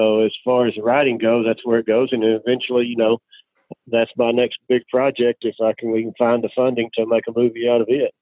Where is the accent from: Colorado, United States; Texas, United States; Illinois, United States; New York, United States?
Texas, United States; outside Dallas, Wichita Falls area; I grew up, started in just outside Dallas